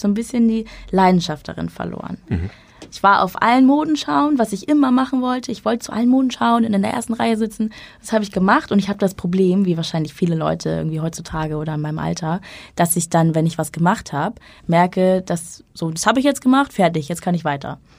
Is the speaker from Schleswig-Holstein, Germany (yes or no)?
yes; Schleswig-Holstein, Germany; moved away as an adult; also born or lived in Hamburg; Ich bin in Schleswig-Holstein aufgewachsen, dann zum Studium nach Hamburg gezogen